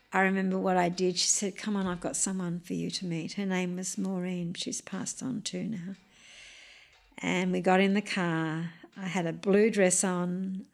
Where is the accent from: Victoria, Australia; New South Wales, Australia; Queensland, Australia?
New South Wales, Australia; Wiradjuri country; I grew up on Wiradjuri country